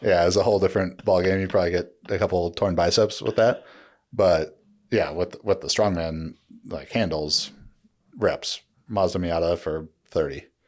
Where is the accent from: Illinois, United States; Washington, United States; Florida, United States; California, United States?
California, United States; Orange County; growing up in Orange County